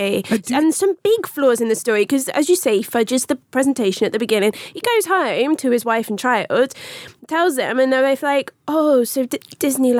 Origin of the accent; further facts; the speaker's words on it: Swindon, South West England, United Kingdom; I'm from Swindon.